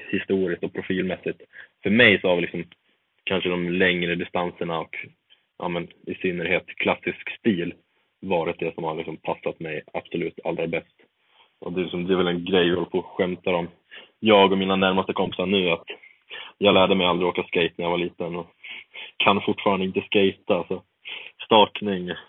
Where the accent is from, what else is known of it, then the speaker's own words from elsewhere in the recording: Eksjö, Jönköping County, Sweden; now in Östersund, Sweden; vi har haft läger nere hemma i Eksjö får jag väl lov att säga